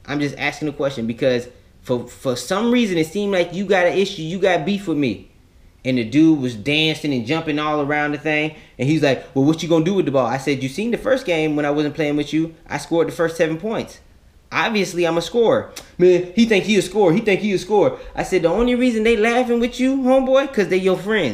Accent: Florida, United States; I'm a kid from Florida.

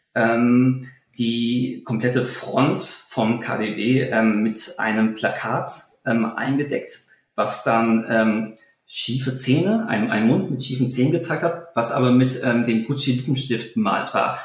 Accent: Taunus, Hesse, Germany; meine Heimat, den Taunus

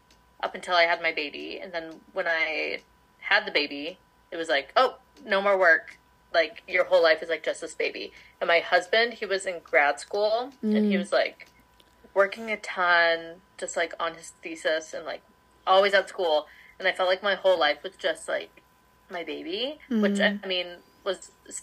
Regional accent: Palm Springs, California, United States; I claim Palm Springs area, California, like as my home, because we moved there right before middle school

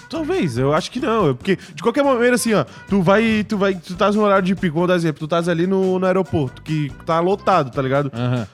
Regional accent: Manaus, Amazonas, Brazil; now in Florianópolis, Brazil; Sou, não sou daqui, sou de Manaus.

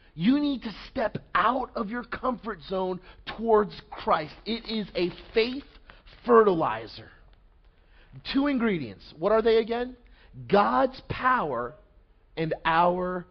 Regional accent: Montville, New Jersey, United States; I grew up about maybe like 15 minutes from here in Montville, New Jersey

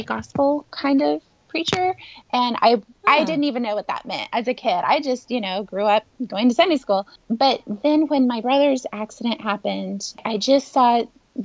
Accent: Northern California, United States; also born or lived in Los Angeles County, California; I have pretty much been born and raised in California my whole life, but my younger years were in Northern California, and I moved to Southern California when I was 23

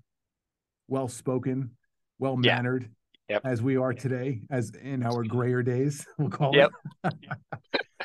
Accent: New York, United States; now in Dallas, United States; I'm from New York

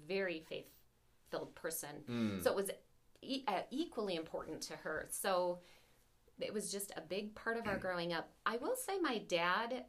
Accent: southern Wisconsin, United States; also born or lived in Aurora, Minnesota; we moved to southern Wisconsin when I was in first grade

